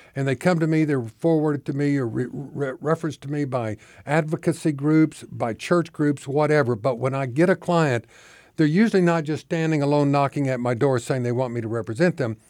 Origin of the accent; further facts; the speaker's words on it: Oklahoma, United States; moved away as an adult; now in Arkansas, United States; I grew up in Oklahoma. I moved here in nineteen ninety-four.